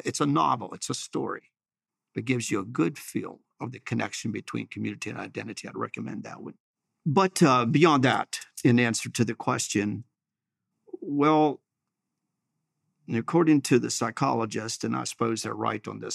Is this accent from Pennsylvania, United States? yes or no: yes; Chambersburg, Pennsylvania, United States; I'm from Chambersburg